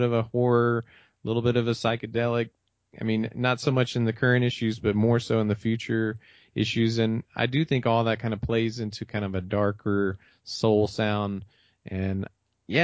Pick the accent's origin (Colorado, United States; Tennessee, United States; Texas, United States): Tennessee, United States; Memphis; where I came from growing up in Memphis or growing up in Tennessee